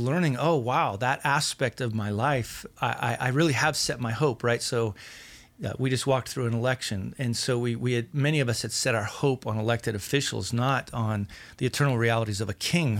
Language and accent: English; Wyoming, United States; I'm from Wyoming.